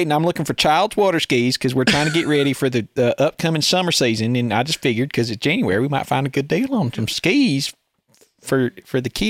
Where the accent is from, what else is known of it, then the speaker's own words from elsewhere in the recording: Southern United States, United States; And then I'm like a specimen to them because I'm from the South, but I don't really have a Southern accent.